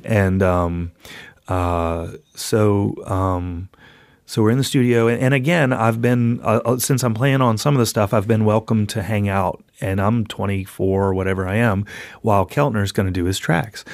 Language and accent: English; New Orleans, Louisiana, United States; moved away; also born or lived in Athens, Georgia; New Orleans, which is my hometown.